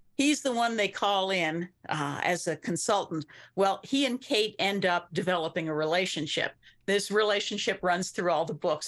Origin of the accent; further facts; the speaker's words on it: Lancaster County, Pennsylvania, United States; moved away; Where I grew up, I grew up in Lancaster County in Pennsylvania